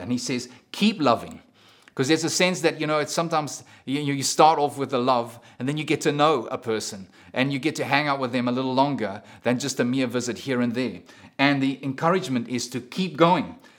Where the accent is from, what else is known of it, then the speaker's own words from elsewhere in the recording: South Africa; moved away; I'm a South African